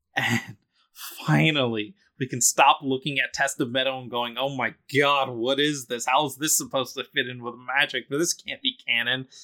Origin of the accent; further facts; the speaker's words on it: Philadelphia, Pennsylvania, United States; I'm from Philadelphia